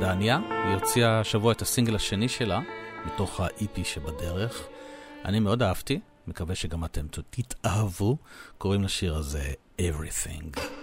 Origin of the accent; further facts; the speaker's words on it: Israel; אני תייר מישראל